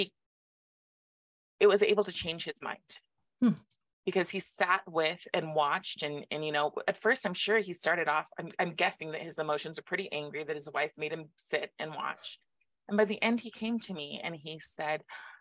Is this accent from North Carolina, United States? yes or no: no; Moses Lake, Washington, United States; Moses Lake, the town I'm from